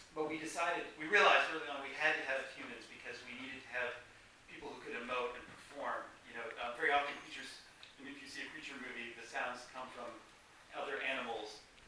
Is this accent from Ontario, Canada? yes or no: yes; Toronto, Ontario, Canada; Toronto, which is my hometown. You know, a lot of actually people I grew up with.